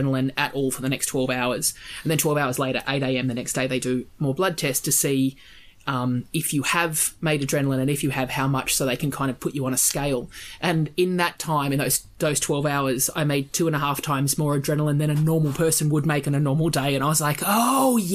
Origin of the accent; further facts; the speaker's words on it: Australia; I'm Australian